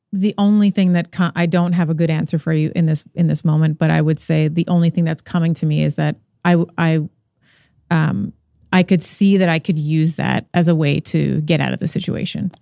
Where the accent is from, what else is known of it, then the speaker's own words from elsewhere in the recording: Canada; I'm Canadian, uh, born in Canada, but father is Portuguese. mother is Lebanese